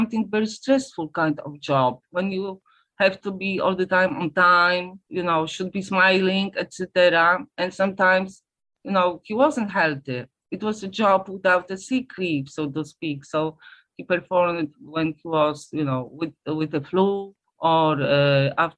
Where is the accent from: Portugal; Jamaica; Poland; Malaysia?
Poland; English is a second language; I'm from Poland, and in the 70s, Poland was a communist country